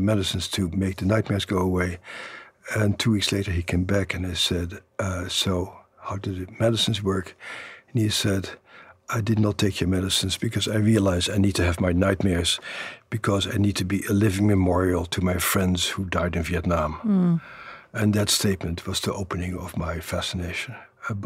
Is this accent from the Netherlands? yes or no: yes; Netherlands; born or raised there; moved away